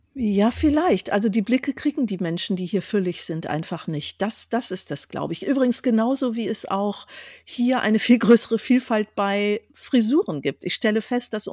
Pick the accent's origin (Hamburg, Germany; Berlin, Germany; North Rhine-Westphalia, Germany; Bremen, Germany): North Rhine-Westphalia, Germany; Tecklenburger Land; moved away as an adult; now in Iceland; dort, wo ich herkomme, aus dem Tecklenburger Land.